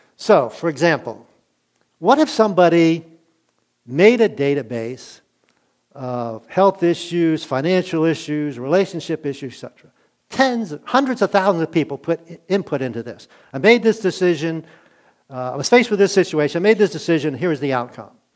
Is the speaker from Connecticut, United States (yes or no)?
no; Glen Burnie, Maryland, United States; also born or lived in Middletown, Maryland / Wake Forest, North Carolina; I grew up in Glen Burnie